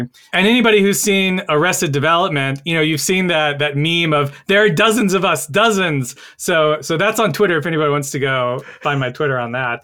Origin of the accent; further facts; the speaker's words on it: North Carolina, United States; my home state of North Carolina